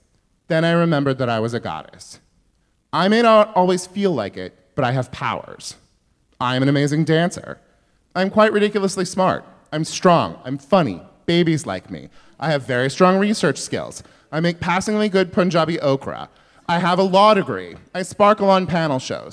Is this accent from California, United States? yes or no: yes; Yuba City, California, United States; I'm from Northern California